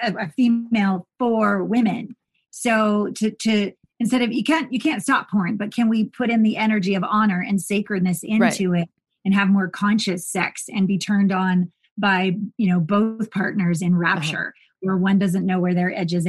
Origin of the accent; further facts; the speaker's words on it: Canada; growing up in Canada